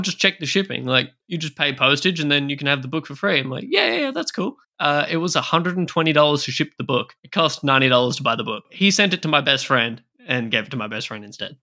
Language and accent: English; Australia; I am from Australia